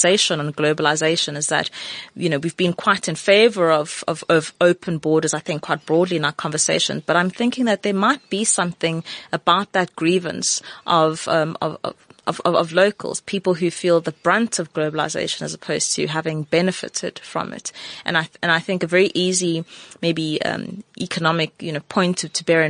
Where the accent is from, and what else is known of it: South Africa